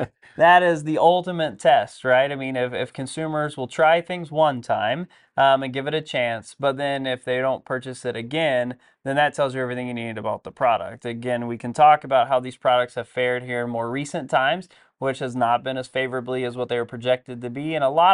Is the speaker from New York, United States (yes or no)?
no; Texas, United States; we're from Texas, of course.